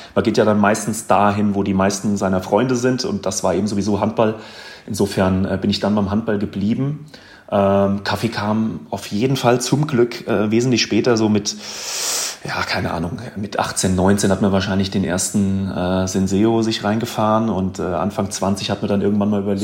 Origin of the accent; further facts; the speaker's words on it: Münzenberg, Hesse, Germany; also born or lived in Gießen / Wetzlar; now in Braunfels, Germany; bin ich in Gießen geboren, ganz normal, ganz normales Krankenhaus sozusagen. Äh, aufgewachsen in Gambach, das ist ein Stadtteil von Münzenberg